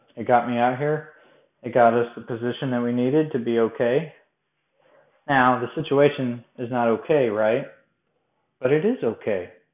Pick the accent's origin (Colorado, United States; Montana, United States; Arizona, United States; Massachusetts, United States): Colorado, United States; now in Bowling Green, United States; I'm from Colorado